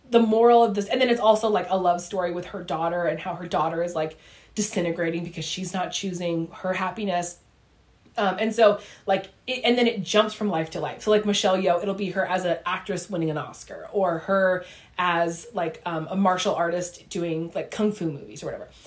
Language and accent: English; Ramona, California, United States; We grew up in Ramona in San Diego.